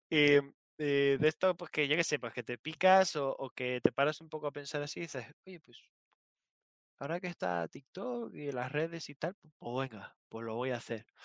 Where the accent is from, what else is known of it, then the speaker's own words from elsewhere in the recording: Canary Islands, Spain; Como soy, canario, era zanahoria.